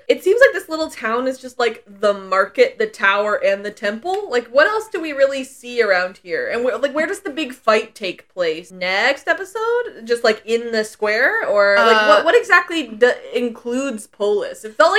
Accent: Alberta, Canada; moved away; this is probably just, like, the Albertan in me

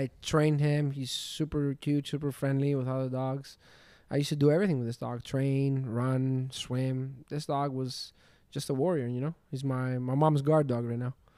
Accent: Glyfada, Attica, Greece; moved away as an adult; now in Miami, United States; I was born in Greece from Athens. My city is called Glyfada.

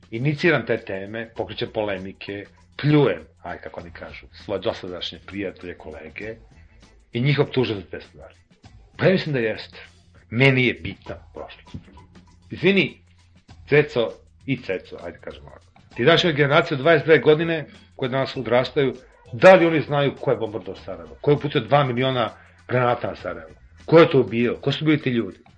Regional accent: Serbia; ja živim u ovoj zemlji, ja sam Srbi

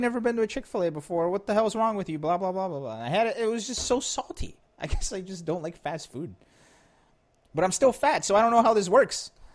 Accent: Philadelphia, Pennsylvania, United States; I'm from Philly

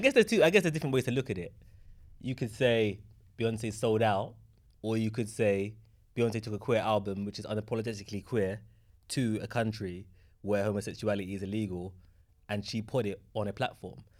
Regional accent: London, United Kingdom; my hometown, Tottenham, opposite from where I grew up

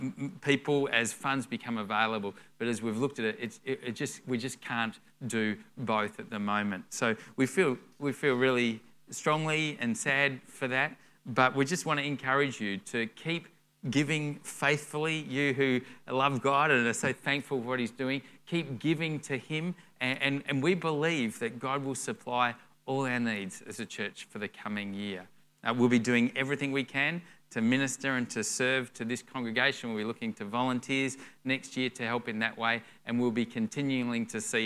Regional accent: Melbourne, Victoria, Australia; moved away; for us, we came up from Melbourne 5 years ago, and so we're the only … out of Melbourne. All the … just stay in Melbourne.

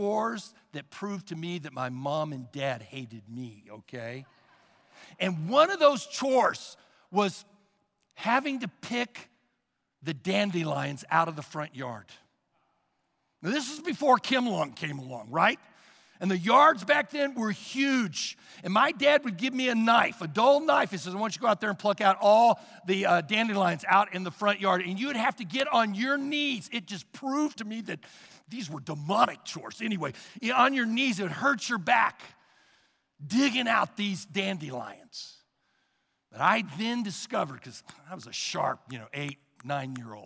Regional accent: Sugar Creek, Missouri, United States; I was raised in Sugar Creek, Missouri. It is a small town outside the city of Kansas City

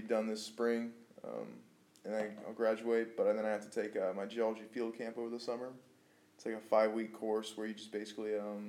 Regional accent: Bakersfield, California, United States; I have nothing against Bakersfield. I've lived here all my life, and I'm ready to get out for a little while.

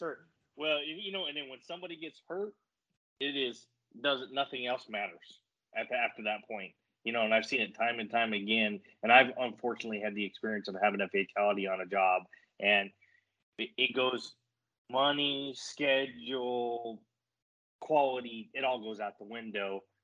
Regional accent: New Mexico, United States; I grew up in New Mexico, so I grew up in your backyard

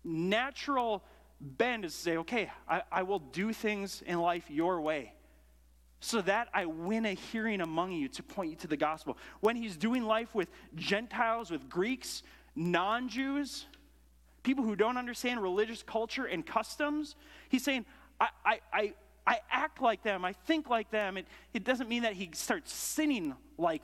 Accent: United States; I grew up in America

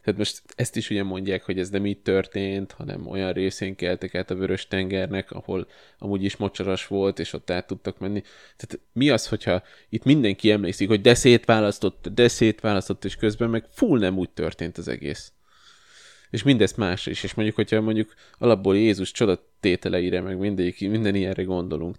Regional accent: Kosd, Pest, Hungary; én óvodás voltam, és a Kosdon nőttem fel

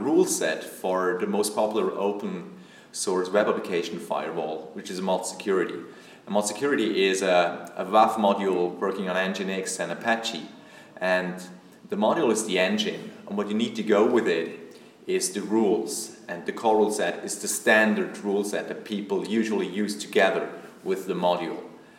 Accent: Switzerland; from Switzerland.

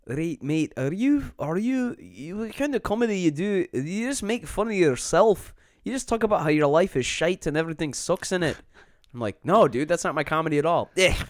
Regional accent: New York City, New York, United States; I grew up on the Lower East Side.

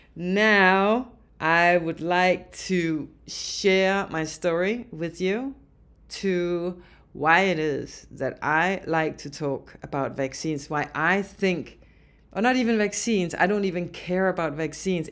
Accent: Denmark; now in Alberta, Canada; I'm from Denmark

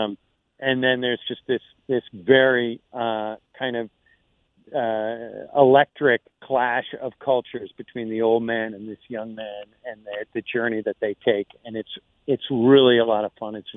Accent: Boston, Massachusetts, United States; I'm from Boston

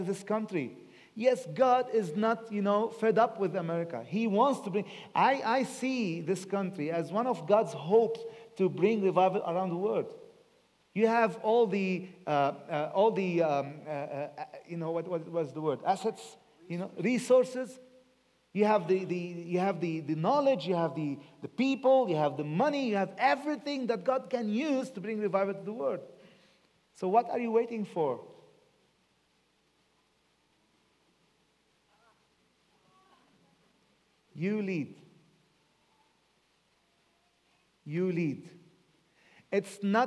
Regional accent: Lebanon; also born or lived in England; I was brought up in Lebanon, and I love Lebanon so much

